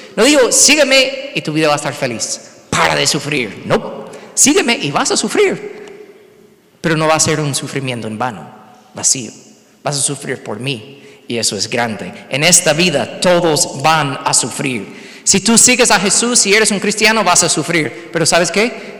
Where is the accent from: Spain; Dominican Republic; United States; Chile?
United States; Spanish is a second language; moved away as an adult; also born or lived in Mexico